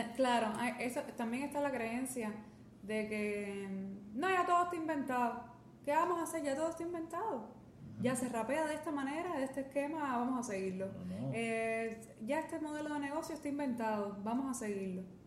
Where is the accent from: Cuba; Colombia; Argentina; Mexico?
Cuba; nosotros, nosotros pensando como, como cubanos o como hispanohablantes